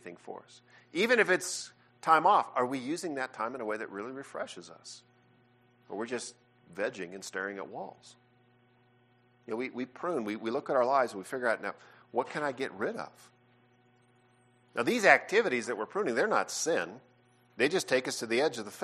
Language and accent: English; Canada; I'm from Canada. All my family are Canadian citizens, and so we grew up doing a lot of ice stuff